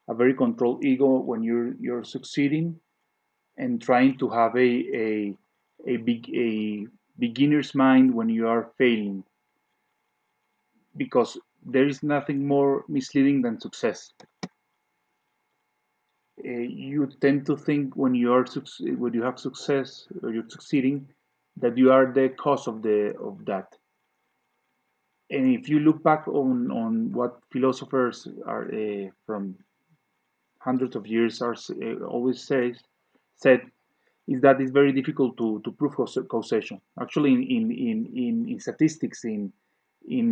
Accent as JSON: {"language": "English", "town": "Cali", "region": "Valle del Cauca", "country": "Colombia", "tie": "born or raised there", "moved": "yes", "said": "It connects me with my Colombian heritage. I was born in Cali. In Cali, it's a very strong salsa place"}